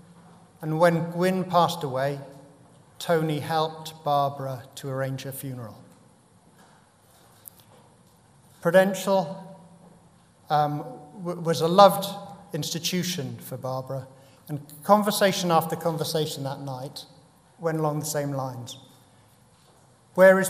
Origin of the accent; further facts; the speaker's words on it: Cardiff, Wales, United Kingdom; moved away; I went back to my hometown, Cardiff